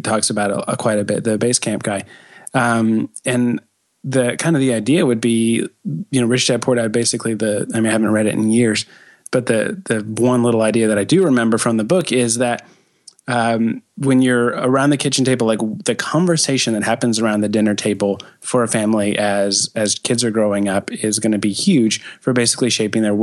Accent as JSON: {"language": "English", "town": "Castle Rock", "region": "Colorado", "country": "United States", "tie": "born or raised there", "moved": "as an adult", "said": "Castle Rock, Colorado, actually. It's a little bit south of Denver."}